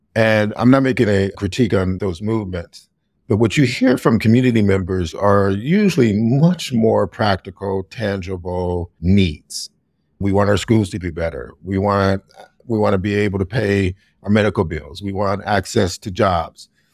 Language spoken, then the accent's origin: English; Youngstown, Ohio, United States; moved away as an adult; also born or lived in Oberlin, Ohio; now in Chicago, United States; my hometown of Youngstown, Ohio.